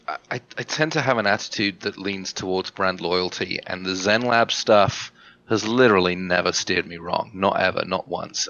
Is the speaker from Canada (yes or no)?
no; England, United Kingdom; moved away; I get a week in England to see my family